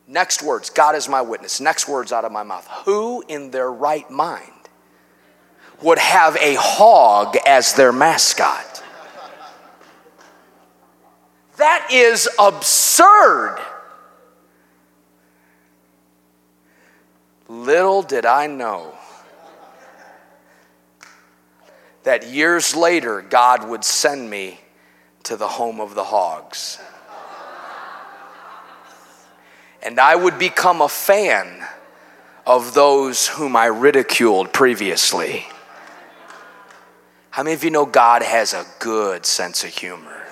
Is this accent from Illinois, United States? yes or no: yes; Chicago, Illinois, United States; moved away as an adult; now in Cabot, United States; I'm from Chicago.